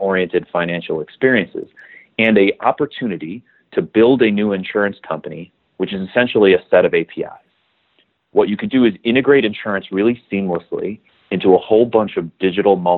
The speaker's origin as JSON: {"language": "English", "town": "Milwaukee", "region": "Wisconsin", "country": "United States", "tie": "born or raised there", "also_born_or_lived": "Madison, Wisconsin", "said": "I grew up in Milwaukee, Wisconsin"}